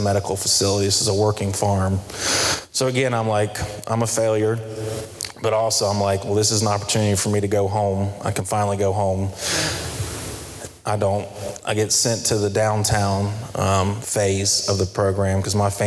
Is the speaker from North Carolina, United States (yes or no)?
yes; Charlotte, North Carolina, United States; I'm from Myers Park area, went to Covenant Day